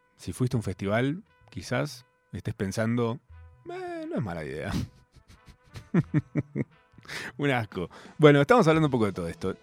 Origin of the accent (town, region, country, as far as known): Argentina